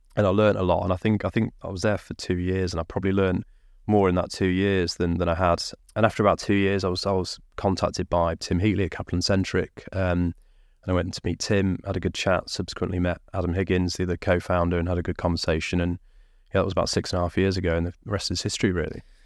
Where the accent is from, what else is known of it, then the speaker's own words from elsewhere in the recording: Lincolnshire, East Midlands, United Kingdom; also born or lived in Derbyshire; I was born in Derbyshire, grew up in Lincolnshire